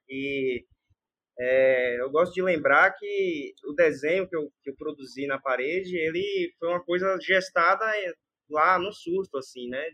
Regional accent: Salvador, Bahia, Brazil; do local de onde eu venho, né, de Salvador, da Bahia

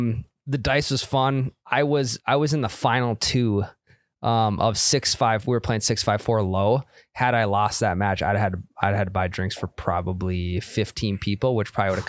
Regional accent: Wahpeton, North Dakota, United States; went over to Wahpeton, which is my hometown

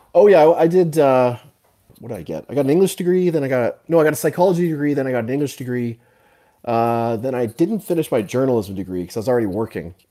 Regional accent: Canada; also born or lived in Calgary; I'm from Canada. I'm up in Calgary

